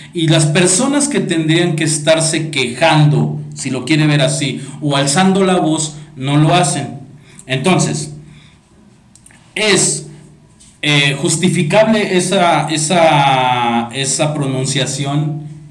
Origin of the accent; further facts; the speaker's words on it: Mexico; nos atañe la sociedad mexicana